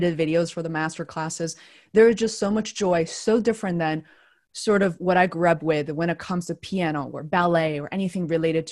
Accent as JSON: {"language": "English", "country": "China", "tie": "born or raised there", "said": "growing up in China"}